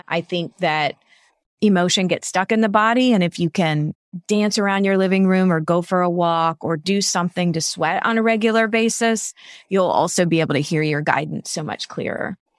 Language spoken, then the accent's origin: English; Savannah, Georgia, United States; my hometown of Savannah, Georgia